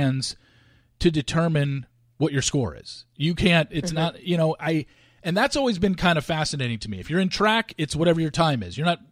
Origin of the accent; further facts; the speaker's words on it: Southern California, United States; I grew up in Southern California.